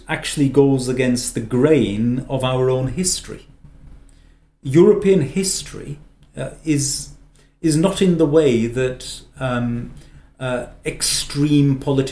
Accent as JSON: {"language": "English", "area": "Lancashire", "region": "North West England", "country": "United Kingdom", "tie": "born or raised there", "said": "I'm Lancastrian by birth, which makes me an Englishman"}